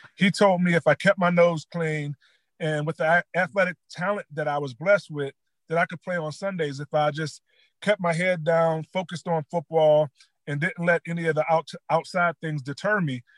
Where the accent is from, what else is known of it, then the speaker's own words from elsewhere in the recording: West Mifflin, Pennsylvania, United States; I grew up uh, in West Mifflin